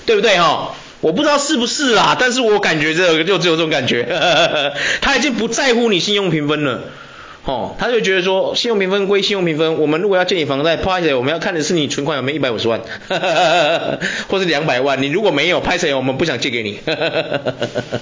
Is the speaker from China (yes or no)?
no; Taiwan; 我们台湾人